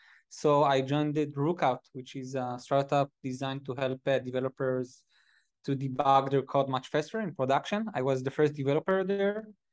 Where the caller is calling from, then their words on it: Tel Aviv, Tel Aviv District, Israel; Israel. I'm currently at Tel Aviv at the office.